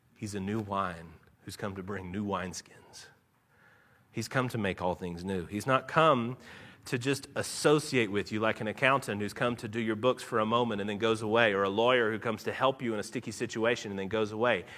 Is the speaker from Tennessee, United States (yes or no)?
yes; Nashville, Tennessee, United States; born or raised there; accent: a little drawl; moved away as an adult; now in Louisville, United States